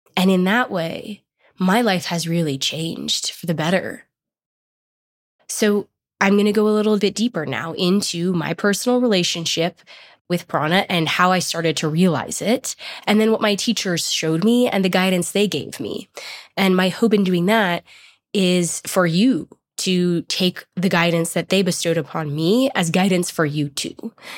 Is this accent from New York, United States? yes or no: no; Boulder, Colorado, United States; I grew up in Boulder, which is a hippie town in Colorado